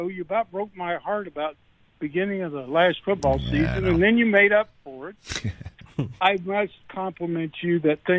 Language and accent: English; Kansas City, Missouri, United States; now in North Carolina, United States; I was born and raised in Kansas City.